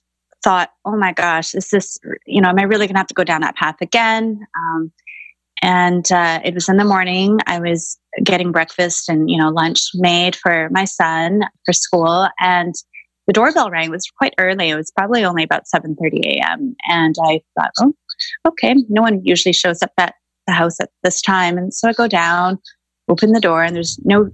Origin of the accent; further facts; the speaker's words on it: Vancouver, British Columbia, Canada; I grew up in Greater Vancouver in the 80s